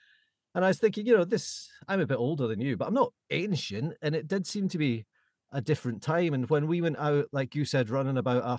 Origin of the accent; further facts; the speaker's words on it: Balham, London, United Kingdom; I was thinking about this because I was thinking growing up in Balham, and I was 28 when I moved to London